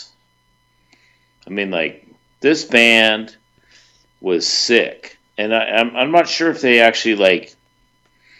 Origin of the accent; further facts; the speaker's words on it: Richmond, Virginia, United States; I grew up in Richmond